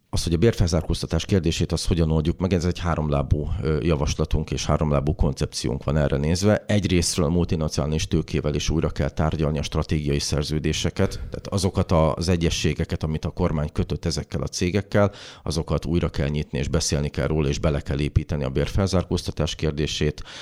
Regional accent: Békés, Hungary; ott az én szülőföldemen

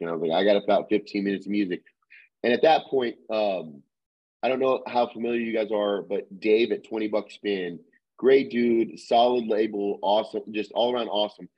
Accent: Little Rock, Arkansas, United States; we're from Arkansas, from Little Rock, Arkansas

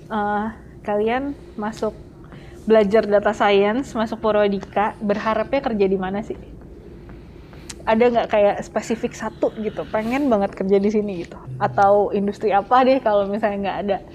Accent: Makassar, South Sulawesi, Indonesia; moved away as an adult; dari Makassar, jadi udah ke hmm. sini buat belajar. Jadi dari Makassar tuh bener-bener kesini untuk masuk untuk belajar Purwadika.

